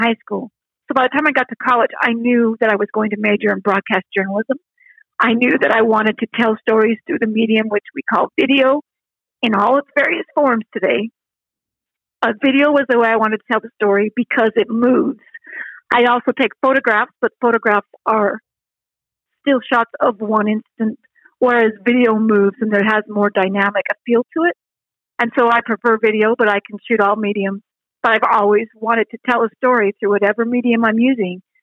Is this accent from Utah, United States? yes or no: yes; Salt Lake City, Utah, United States; moved away as an adult; now in Idaho, United States; Growing up in Salt Lake City, that was the Wasatch Mountains